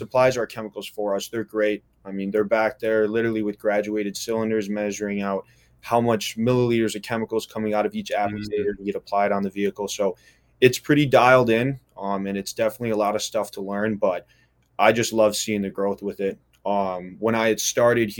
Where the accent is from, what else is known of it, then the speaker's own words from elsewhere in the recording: Wisconsin, United States; moved away as an adult; also born or lived in Florida; now in Bonita Springs, United States; I grew up in Wisconsin